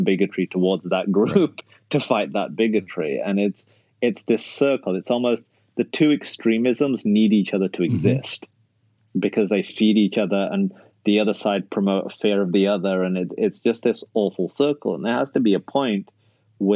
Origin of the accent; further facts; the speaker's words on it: United Kingdom; moved away as an adult; also born or lived in Canada / United States; when you grow up in an ethnic minority in the UK, like the Pakistani community